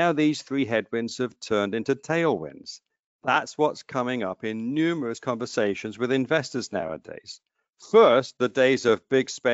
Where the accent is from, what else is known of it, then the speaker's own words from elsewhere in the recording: New Jersey, United States; my home state of New Jersey